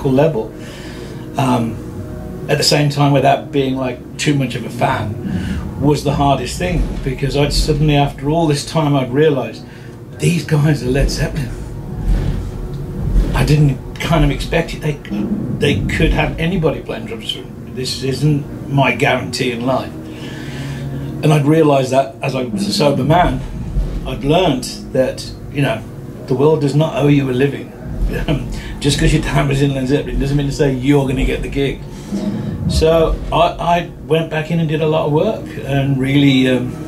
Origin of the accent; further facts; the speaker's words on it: England, United Kingdom; being an English guy